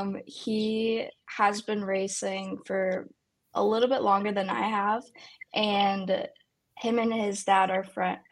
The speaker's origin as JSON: {"language": "English", "town": "Pittsburgh", "region": "Pennsylvania", "country": "United States", "tie": "born or raised there", "said": "I am from Pittsburgh, PA, born and raised here."}